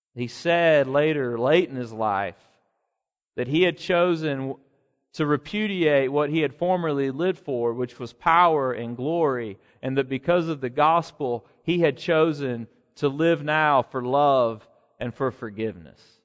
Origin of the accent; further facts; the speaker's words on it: Alabama, United States; he was a wildly popular governor in my home state